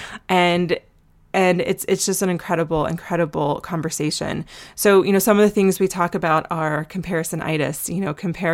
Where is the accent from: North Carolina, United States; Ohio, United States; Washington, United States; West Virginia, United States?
North Carolina, United States; Asheville; I'm from Asheville, and we have tons of mutual friends, and we talked about like where we used to frequent in high school